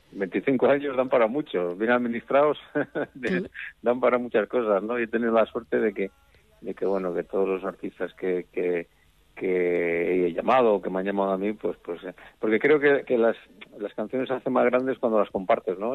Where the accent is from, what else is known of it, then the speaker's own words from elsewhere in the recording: Cantabria, Spain; soy el cántabro más asturiano